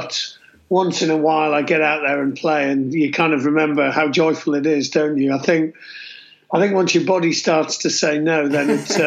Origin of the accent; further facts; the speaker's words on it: Middlesbrough, North East England, United Kingdom; I was born up north in Middlesbrough.